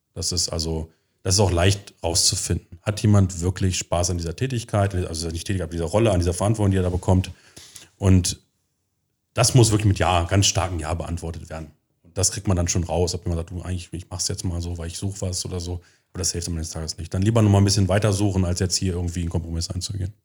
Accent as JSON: {"language": "German", "town": "Göttingen", "region": "Lower Saxony", "country": "Germany", "tie": "born or raised there", "also_born_or_lived": "United States", "moved": "as an adult", "lives_now": "Magdeburg, Germany", "said": "ursprünglich komme ich aus Göttingen. Da habe ich 20 Jahre gelebt, bin dort zur Schule gegangen"}